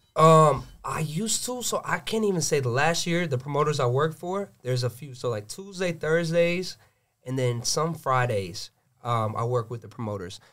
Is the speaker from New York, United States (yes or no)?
no; Gwinnett County, Georgia, United States; I'm born and raised in Gwinnett